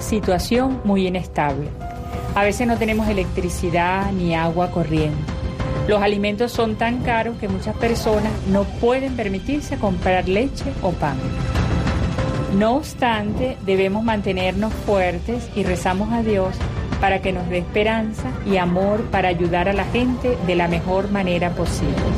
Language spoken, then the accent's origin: Spanish; Venezuela; Vivimos en un pueblo muy sencillo en las montañas en Venezuela